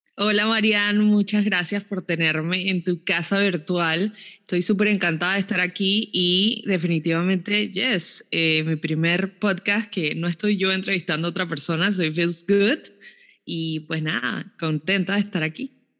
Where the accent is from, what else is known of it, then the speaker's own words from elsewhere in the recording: Panama; moved away; una de las instituciones desde Panamá que, pues me ayudó muchísimo a mí también a cumplir sueños fue el IFARU